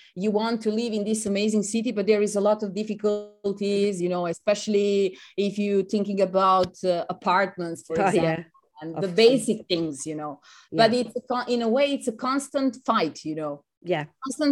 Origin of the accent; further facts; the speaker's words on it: Serbia; English is a second language; moved away as an adult; now in Venice, Italy; I'm from Serbia